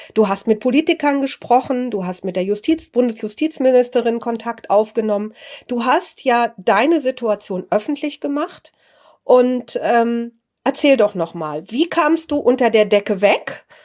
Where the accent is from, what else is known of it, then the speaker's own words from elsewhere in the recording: Germany; als Deutsche